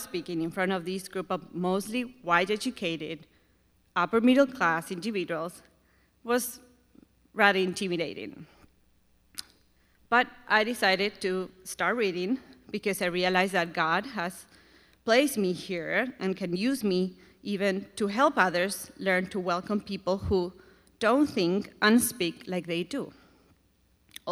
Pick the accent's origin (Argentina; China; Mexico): Argentina; English is a second language; moved away as an adult; now in United States; I'm from Argentina